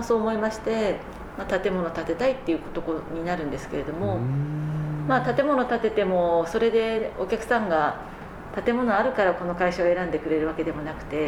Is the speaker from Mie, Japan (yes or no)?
no; Tokyo, Japan; also born or lived in Fukaya, Saitama / United States; 私あの東京で生まれるんですけれども